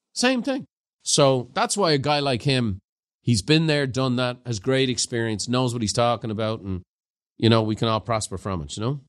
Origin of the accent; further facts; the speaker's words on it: Ireland; growing up in Ireland